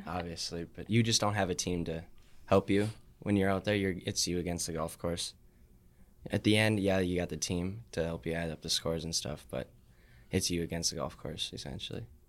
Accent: Superior, Wisconsin, United States; I play at Nemanja as my home course 'cause I'm from Superior

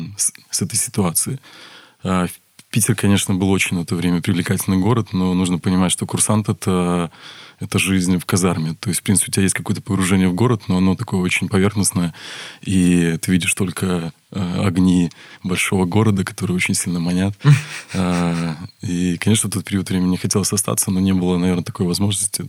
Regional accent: Brest, Brest Region, Belarus; also born or lived in Saint Petersburg; родился я в городе Бресте, я брещанин коренной

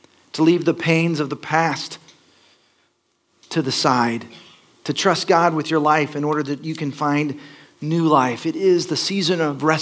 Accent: Texas, United States; moved away as an adult; also born or lived in Los Angeles; I grew up in Texas, and my parents made me go to church

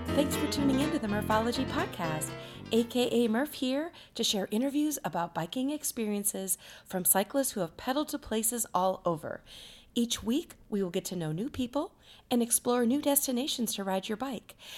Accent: Cedar Rapids, Iowa, United States; my hometown, which is Cedar Rapids

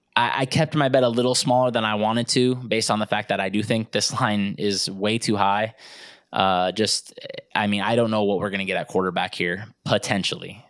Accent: Nebraska, United States; I'm from Nebraska

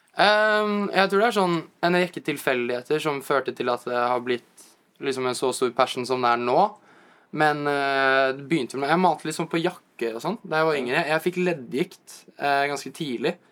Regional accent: Asker, Akershus, Norway; moved away as an adult; now in New York, United States; Jeg er jo egentlig fra Asker

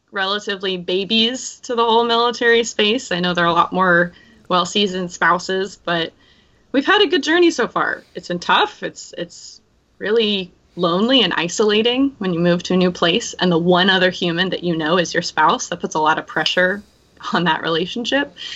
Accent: right outside San Francisco, California, United States; moved away as an adult; also born or lived in Washington State / Washington D.C. / Omaha, Nebraska; I grew up in California, uh, right outside San Francisco.

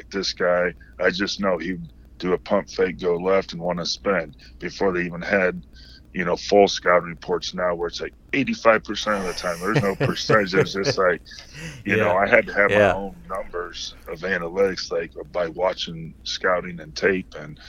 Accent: Midwest, United States; I mean, growing up in the Midwest, Chicago was like the mega city.

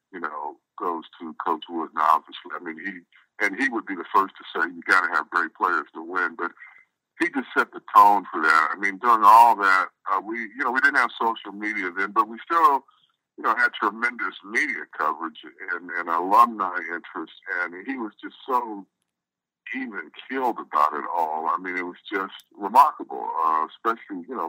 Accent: Southern California, United States; also born or lived in Berkeley, California / the South; I was born in Berkeley, as you said, and when I was still an infant, we moved to the down south and then landed in Southern California when I was five

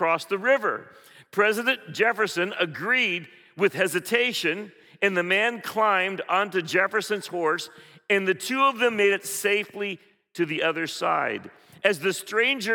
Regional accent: Philippines; moved away; when I grew up in the Philippines, we had this thing called pandesal

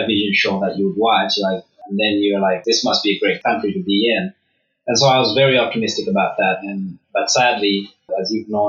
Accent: Lusaka, Lusaka Province, Zambia; moved away; I grew up in Kalingalinga, which is a small town, or you would call it a shanty town in Zambia.

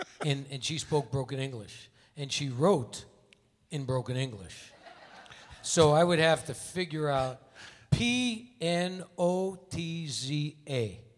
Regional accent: Northeast, United States; we start speaking broken English. Because we come from the Northeast and we think about our grandparents and the heritage

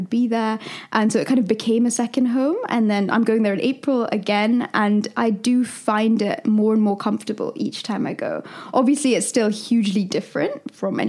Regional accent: London, United Kingdom; also born or lived in Dubai / Philippines / India; I am from London and also from India.

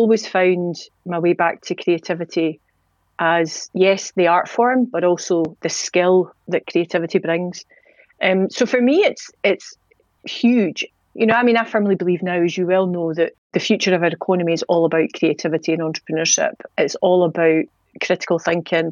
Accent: Edinburgh, Scotland, United Kingdom; accent: Scottish; We grew up in Leith in the 90s, which was mental

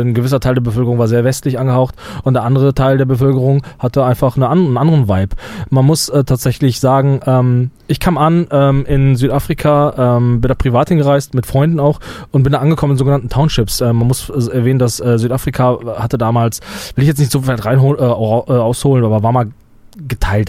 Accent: Germany; uns als, als Deutsche

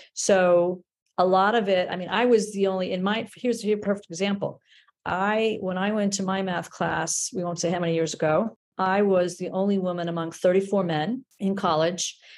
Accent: New York City, New York, United States; I grew up in the Bronx

